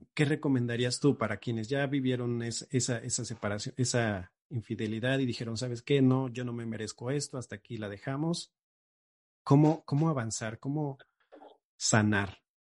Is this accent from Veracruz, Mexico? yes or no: yes; Xalapa, Veracruz, Mexico; regreso aquí a, Jalapa, de donde soy